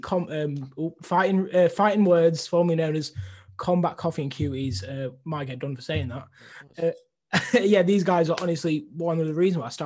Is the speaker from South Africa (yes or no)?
no; Cleethorpes, Yorkshire and the Humber, United Kingdom; I'm from a small place called Cleethorpes.